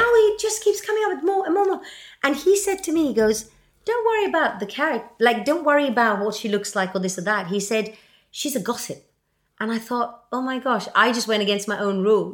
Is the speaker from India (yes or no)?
yes; Mumbai, Maharashtra, India; I come from Bombay